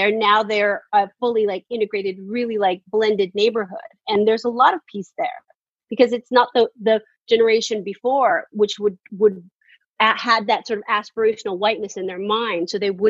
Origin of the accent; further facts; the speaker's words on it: San Francisco, California, United States; I grew up in San Francisco in the Tenderloin.